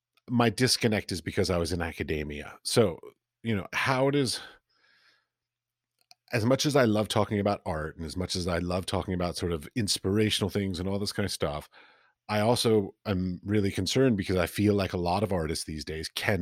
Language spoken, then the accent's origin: English; United States; now in Europe; basically I ended up in Europe and I'm an American